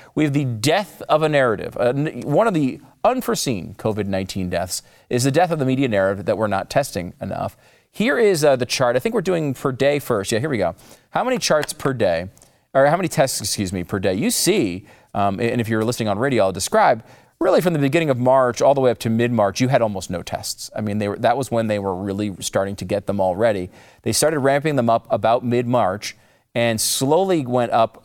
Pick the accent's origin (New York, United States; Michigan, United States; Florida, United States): New York, United States; New York City; moved away; as a New Yorker myself, I was born in New York, used to work there as well.